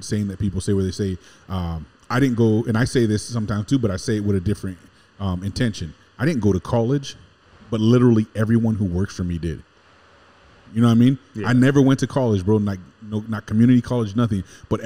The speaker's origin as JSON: {"language": "English", "town": "West Covina", "region": "California", "country": "United States", "tie": "born or raised there", "said": "born in West Covina, California, and born and raised in Southern California my whole life"}